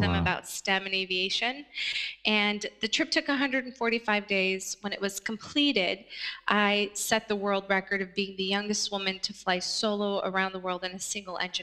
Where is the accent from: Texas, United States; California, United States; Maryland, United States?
California, United States; also born or lived in Afghanistan; We settled in California. And that's where I spent a great deal of my childhood, growing up in California